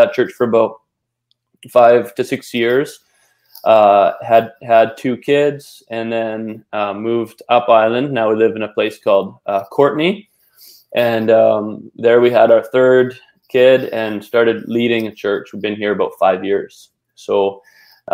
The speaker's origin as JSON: {"language": "English", "region": "British Columbia", "country": "Canada", "tie": "born or raised there", "said": "I'm from Canada, grew up in BC"}